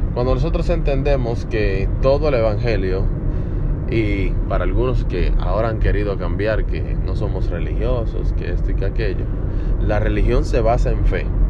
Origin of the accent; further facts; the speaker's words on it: Dominican Republic; Me dedico a la educación en la República Dominicana, de donde soy